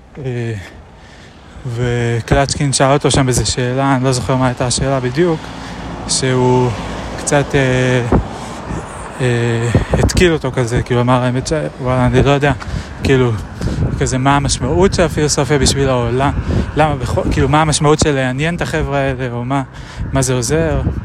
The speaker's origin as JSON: {"language": "Hebrew", "country": "Israel", "tie": "born or raised there", "said": "אני גדלתי בכפר"}